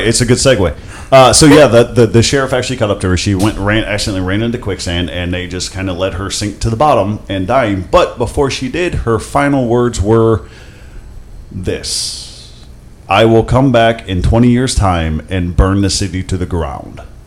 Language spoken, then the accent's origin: English; Akron, Ohio, United States; I grew up in Akron